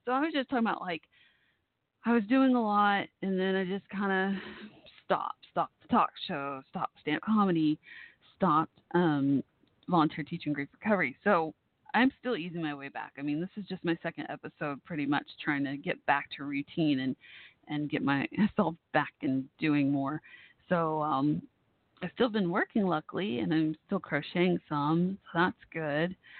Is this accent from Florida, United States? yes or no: no; Dallas, Texas, United States; Dallas, my hometown area